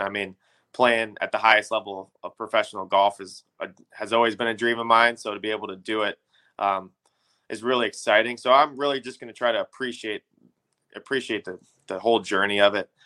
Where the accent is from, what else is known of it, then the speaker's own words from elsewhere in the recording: Illinois, United States; growing up in Illinois